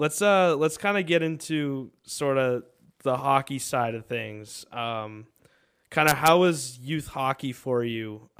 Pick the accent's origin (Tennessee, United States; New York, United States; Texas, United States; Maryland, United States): New York, United States; moved away; I am the token New York sports fan, because I'm from New York originally.